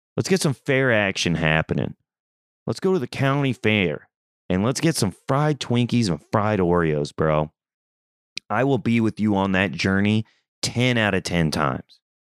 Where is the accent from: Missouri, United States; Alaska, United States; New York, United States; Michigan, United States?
Missouri, United States; Southeast; moved away; I'm from Southeast Missouri. I'm from the country.